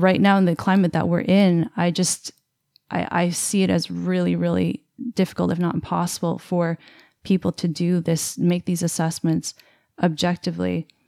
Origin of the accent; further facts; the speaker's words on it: Canada; I'm Canadian